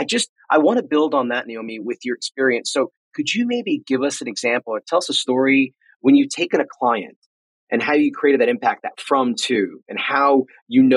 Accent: United States; also born or lived in England; being an American

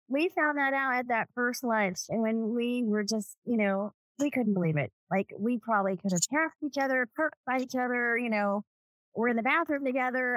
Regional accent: Los Angeles, California, United States; now in Las Vegas, United States; I was born in 1970 in Southern California, LA. I was adopted.

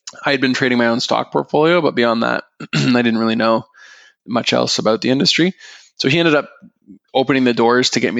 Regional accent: Aurora, Ontario, Canada; I grew up in Aurora

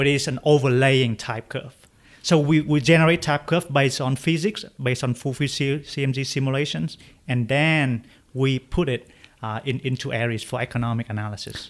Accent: Vietnam; moved away as an adult; now in United States; I grew up in Vietnam

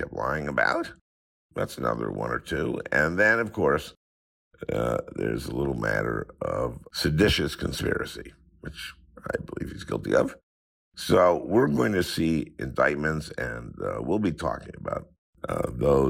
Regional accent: St. Louis Park, Minnesota, United States; I did grow up in a suburb of Minneapolis, St. Louis Park

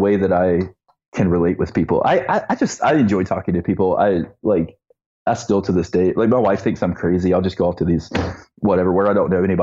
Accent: Eastern North Carolina, United States; I was growing up in Eastern North Carolina

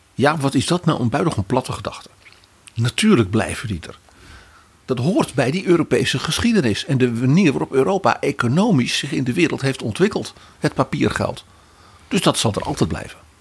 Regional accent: Netherlands

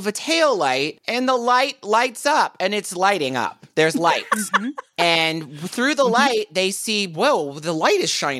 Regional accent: Deep South, United States; I'm from the Deep South, and we say critters every once in a while.

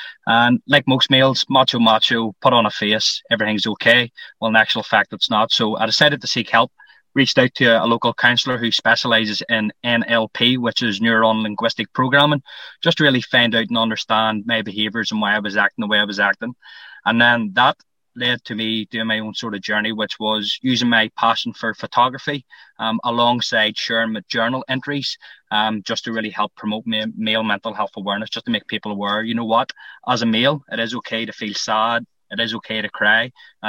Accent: Lisburn, Northern Ireland, United Kingdom; as you've already alluded to. I'm 32. I'm from Lisburn.

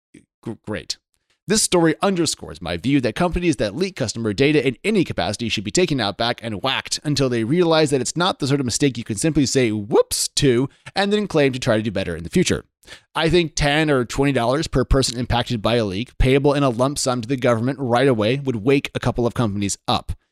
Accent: Oregon, United States; I'm from Oregon, which is just two-thirds Hicks and flat land

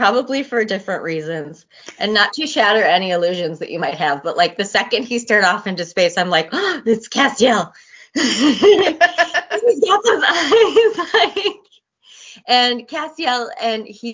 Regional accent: United States; we are American

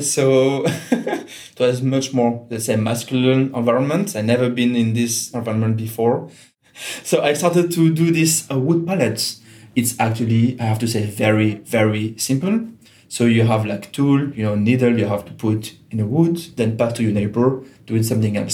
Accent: Geneva, Switzerland; first language French; English is a second language; moved away as an adult; also born or lived in Germany; now in Portugal; I'm from Geneva in Switzerland, which is a very international city.

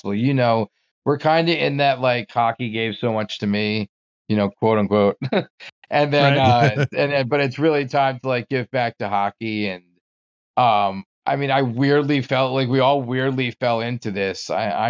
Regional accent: New Jersey, United States; moved away as an adult; also born or lived in Maryland; I grew up in New Jersey

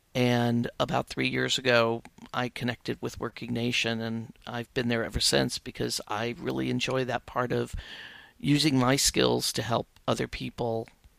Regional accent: Midwest, United States; I grew up in the Midwest, very working class family, six kids in the family.

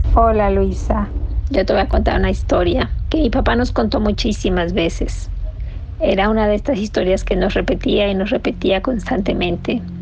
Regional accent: Nicaragua; moved away; Somos de Nicaragua y esa es la costumbre de, de allá

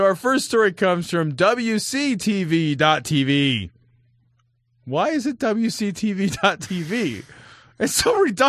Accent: Illinois, United States; We're from Illinois.

